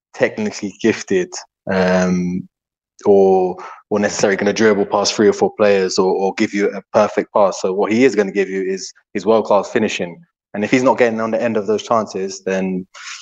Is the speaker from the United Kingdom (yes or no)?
yes; London, United Kingdom; moved away as an adult; now in Algarve, Portugal; I was born in the UK, in London, and raised in the UK as well